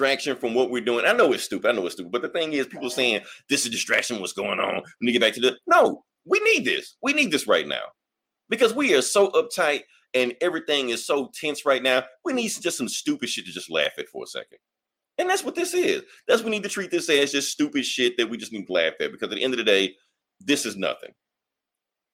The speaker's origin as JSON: {"language": "English", "country": "United States", "tie": "born or raised there", "said": "I was born in America."}